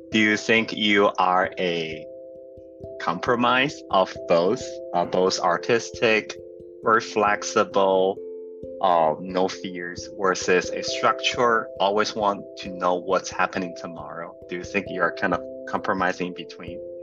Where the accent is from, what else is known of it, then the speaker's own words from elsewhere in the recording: central China, China; moved away; I grew up in a you know maybe we use this term like a tier right? It will be a tier four city. Uh, in somewhere in central China, it's called Zhaoyang